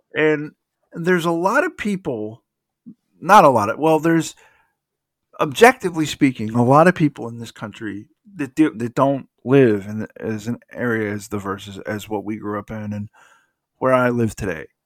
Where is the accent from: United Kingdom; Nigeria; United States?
United States; DeKalb County, Georgia; you and I grew up in DeKalb County, Georgia